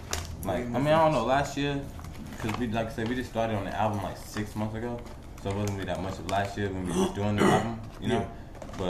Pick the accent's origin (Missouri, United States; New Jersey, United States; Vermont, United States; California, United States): California, United States; moved away; I was in Cali. I'm from California